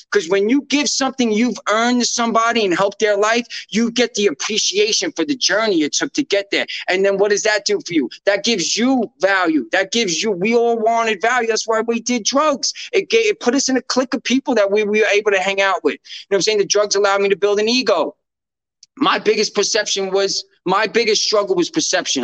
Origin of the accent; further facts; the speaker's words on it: New York, United States; I'm a New Yorker